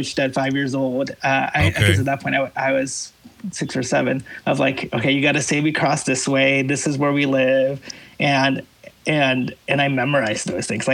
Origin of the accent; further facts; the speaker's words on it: Guatemala; moved away; I was born in Guatemala